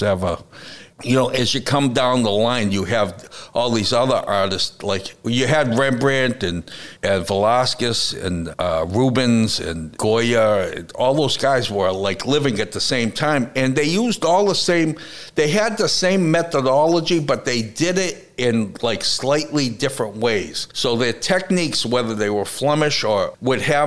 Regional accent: United States; I'm an American artist

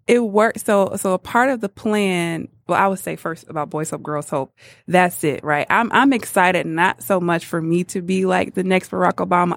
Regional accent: Muskegon Heights, Michigan, United States; moved away as an adult; now in Detroit, United States; I grew up on the best side, Muskegon Heights, and went to Muskegon Heights Public

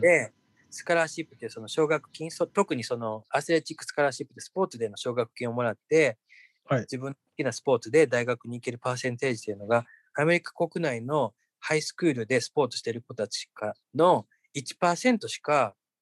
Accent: Japan; now in United States

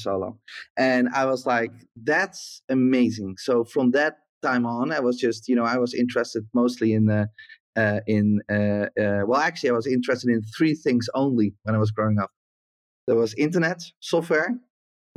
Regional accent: Netherlands; also born or lived in south of the Netherlands / Flevoland; I grew up in the south of the Netherlands, and then we moved to the middle of the Netherlands to Flevoland

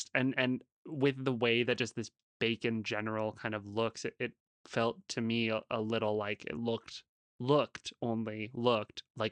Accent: Wisconsin, United States; I'm from Wisconsin.

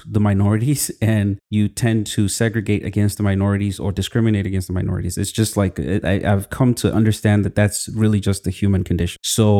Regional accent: Northern Nigeria, Nigeria; there was so much going on in the political space that it had a direct impact on us growing up in the North.

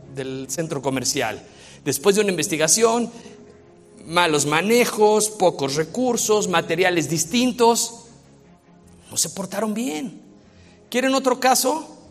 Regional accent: Mexico; yo soy mexicano

